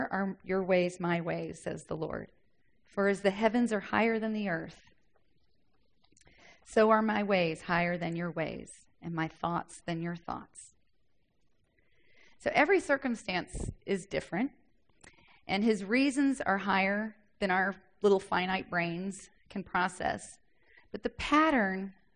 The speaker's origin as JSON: {"language": "English", "region": "the South", "country": "United States", "said": "I'm from the South. We talk like that sometimes."}